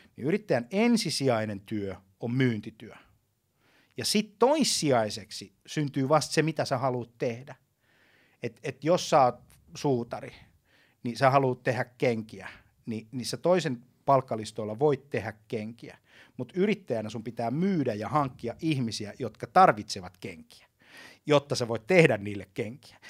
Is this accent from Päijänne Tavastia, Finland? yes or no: yes; Lahti, Päijänne Tavastia, Finland; mä Lahdessa, jossa mä, josta mä kotosin